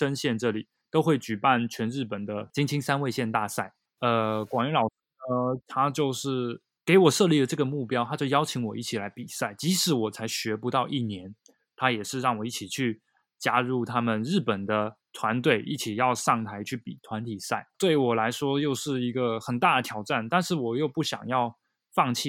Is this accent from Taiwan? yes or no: yes; Taiwan; also born or lived in Japan; 因为我是台湾人嘛，然后我在学习日文，在日本学习日文